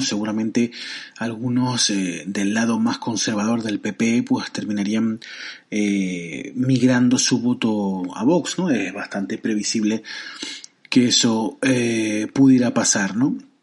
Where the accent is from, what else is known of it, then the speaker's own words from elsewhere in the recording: Canary Islands, Spain; Yo que soy canario